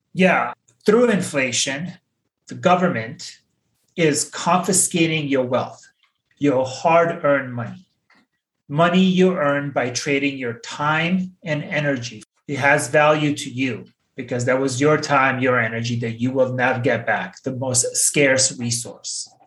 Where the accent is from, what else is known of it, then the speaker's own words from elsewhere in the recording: Bosnia & Herzegovina; When I was 10 years old, growing up in Bosnia, I experienced hyperinflation